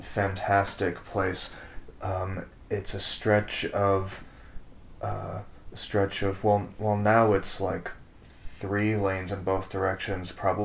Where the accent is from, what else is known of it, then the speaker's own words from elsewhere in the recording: Dutchess County, New York, United States; Dutchess County, Our home county.